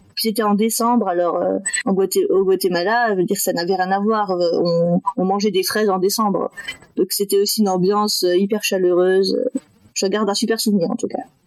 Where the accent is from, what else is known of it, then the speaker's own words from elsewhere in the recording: Metz, Grand Est, France; also born or lived in Thai Binh, Vietnam / Berlin, Germany; j'ai été adoptée par deux parents français et du coup j'ai grandi à Metz, dans le nord-est de la France